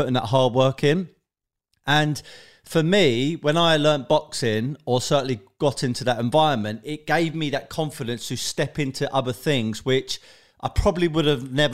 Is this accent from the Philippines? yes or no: no; London, United Kingdom; I'm basically from South London, Tulse Hill, Brixton, that kind of area